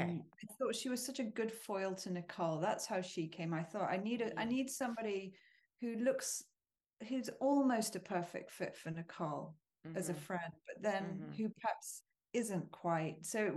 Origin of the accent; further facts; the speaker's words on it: United Kingdom; There's something mm-hmm. that feels to me as a British person, very American in the core of his stories.